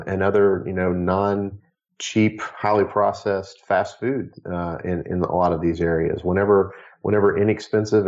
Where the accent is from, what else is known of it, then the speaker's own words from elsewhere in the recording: Arkansas, United States; My home state of Arkansas